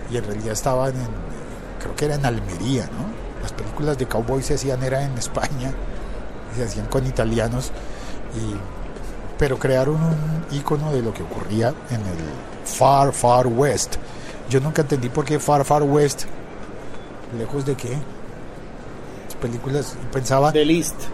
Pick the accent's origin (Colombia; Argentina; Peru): Colombia; pasa en mi país, pasa en Colombia.